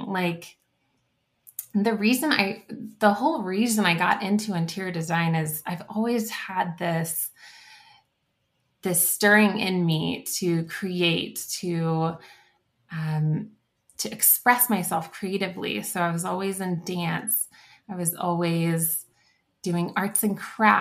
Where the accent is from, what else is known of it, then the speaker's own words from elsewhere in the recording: The Woodlands, Texas, United States; moved away as an adult; also born or lived in San Marcos, Texas; now in Littleton, United States; I grew up in the Woodlands, Texas, so it's north of Houston. And so I'm a native Texan